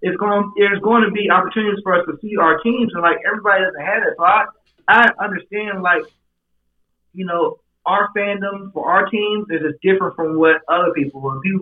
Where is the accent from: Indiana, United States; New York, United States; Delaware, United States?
Indiana, United States; I'm from Indiana.